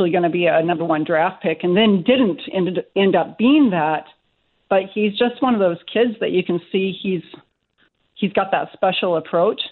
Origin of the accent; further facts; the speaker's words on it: California, United States; I grew up in California